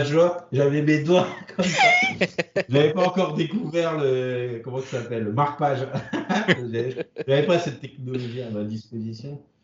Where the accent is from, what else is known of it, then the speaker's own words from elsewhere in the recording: France; on est français